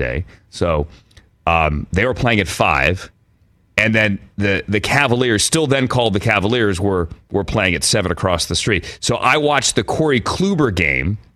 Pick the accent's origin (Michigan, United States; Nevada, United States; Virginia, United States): Virginia, United States; Fairfax County; now in Los Angeles, United States; where I grew up in Fairfax County, Virginia